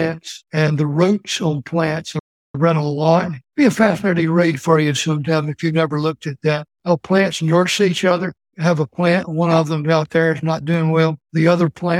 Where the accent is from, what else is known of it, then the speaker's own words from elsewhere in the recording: Alabama, United States; moved away as an adult; also born or lived in Maryland / Germany; now in Canton, United States; growing up in Alabama